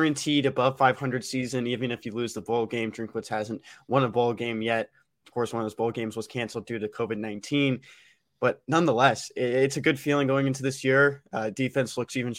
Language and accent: English; Houston, Texas, United States; moved away; my hometown